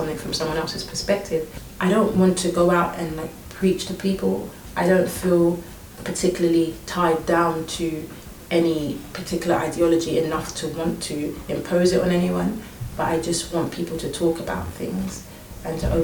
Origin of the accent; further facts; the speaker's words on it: London, United Kingdom; I was born and raised here in London, more specifically in Surrey, Mitcham